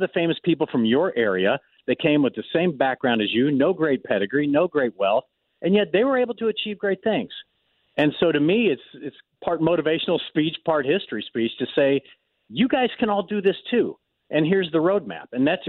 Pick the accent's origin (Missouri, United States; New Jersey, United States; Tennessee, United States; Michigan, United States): Missouri, United States; also born or lived in Belle, Missouri / Lake of the Ozarks; So it was 20 different places all in Missouri before I graduated college.